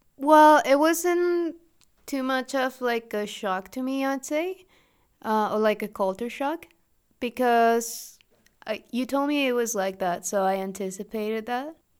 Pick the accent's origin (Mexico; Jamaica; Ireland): Mexico; English is a second language; also born or lived in Toronto